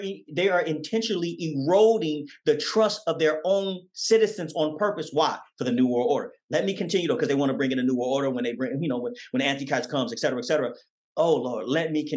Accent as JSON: {"language": "English", "town": "Oakland", "region": "California", "country": "United States", "tie": "born or raised there", "said": "When I grew up in Oakland, California"}